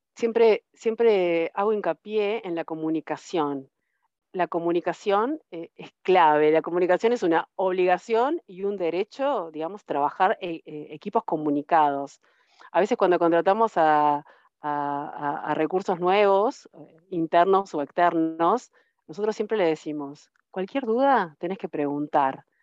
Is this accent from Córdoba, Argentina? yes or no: yes; Río Tercero, Córdoba, Argentina; moved away as an adult; Yo soy de Río Tercero, que es una ciudad más chica de la, provincia de Córdoba